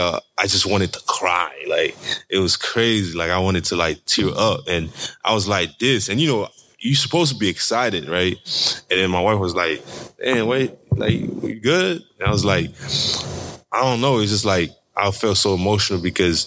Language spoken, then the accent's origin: English; Haiti; I'm from Haiti